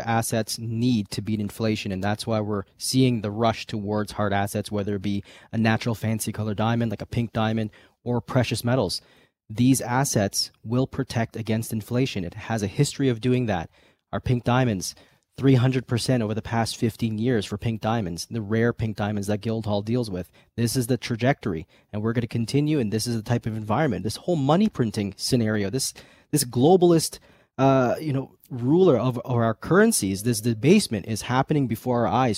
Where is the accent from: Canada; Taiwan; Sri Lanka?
Canada; us Canadians